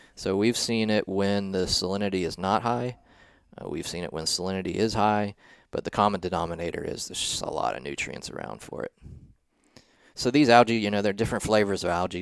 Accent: southeastern Ohio, United States; moved away as an adult; also born or lived in South Carolina; I grew yeah. up in a small town in southeastern Ohio

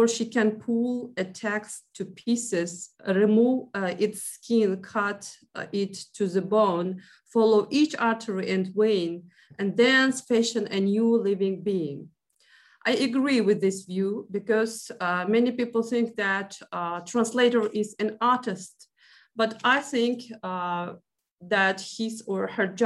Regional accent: Uzbekistan; first language Uzbek; English is a second language; my native language and culture

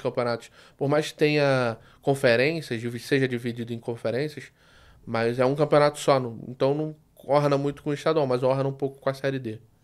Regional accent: Rio de Janeiro, Brazil; pelo sotaque, vocês já perceberam que eu sou do Rio

